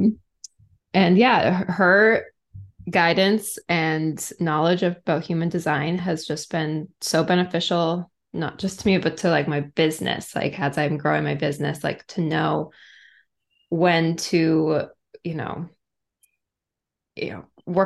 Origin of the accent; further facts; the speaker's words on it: Massachusetts, United States; my hometown in Massachusetts